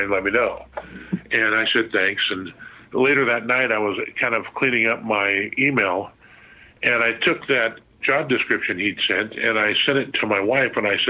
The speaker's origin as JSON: {"language": "English", "region": "Southern California", "country": "United States", "said": "we're from Southern California"}